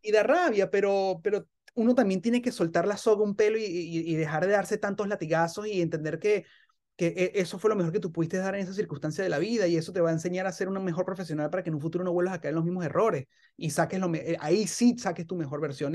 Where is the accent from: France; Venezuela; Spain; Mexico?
Venezuela; uno como venezolano